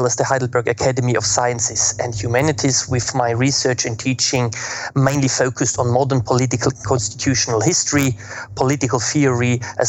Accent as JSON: {"language": "English", "country": "Austria", "also_born_or_lived": "Germany / Florence, Italy / Helsinki, Finland", "moved": "as an adult", "said": "I'm originally from Austria."}